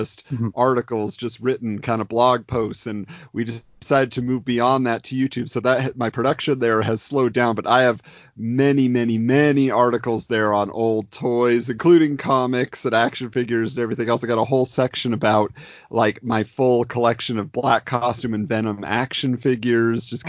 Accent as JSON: {"language": "English", "town": "Irvine", "region": "California", "country": "United States", "tie": "born or raised there", "said": "Born and raised in Irvine, California."}